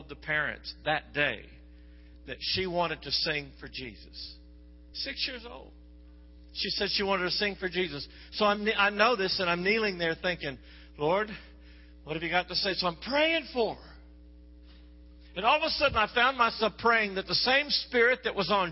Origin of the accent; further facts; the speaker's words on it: Texas, United States; I'm from Texas